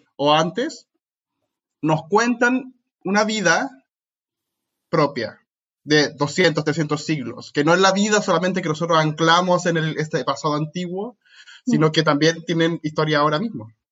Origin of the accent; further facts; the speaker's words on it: Santiago, Santiago Metropolitan Region, Chile; moved away; Soy chileno. Hice toda mi licenciatura y máster en Chile